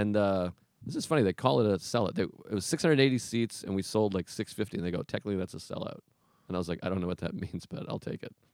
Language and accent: English; Boston, Massachusetts, United States; I grew up in Boston